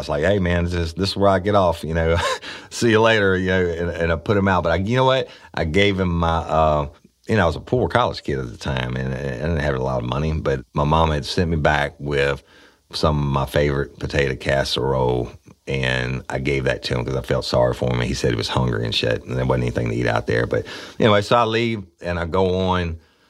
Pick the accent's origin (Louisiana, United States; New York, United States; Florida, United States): Louisiana, United States; Clinton; In the town where I grew up in Clinton, they still don't even have a red light, a fully functioning red light.